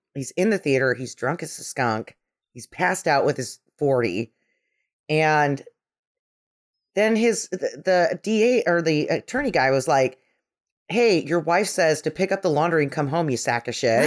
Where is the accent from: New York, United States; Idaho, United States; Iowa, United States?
Idaho, United States; we're from Idaho